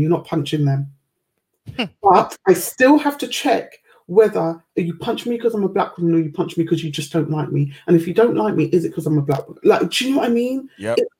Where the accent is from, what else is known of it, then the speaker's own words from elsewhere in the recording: United Kingdom; I've always been quite proud to be British.